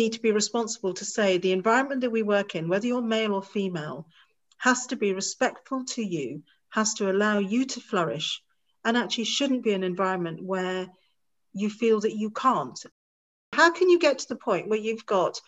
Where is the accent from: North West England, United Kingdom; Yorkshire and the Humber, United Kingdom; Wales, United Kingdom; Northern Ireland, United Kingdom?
Wales, United Kingdom; Bangor; I look Asian, I'm Indian, I'm proud to be Indian, but I was born in Bangor, North Wales